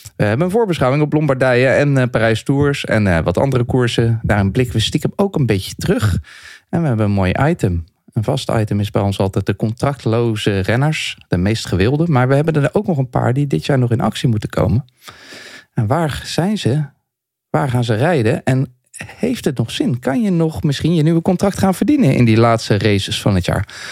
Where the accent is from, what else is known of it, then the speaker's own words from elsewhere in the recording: Leiden, South Holland, Netherlands; ik ben in Leiden geboren en toen kregen we op 3 oktober altijd hutspot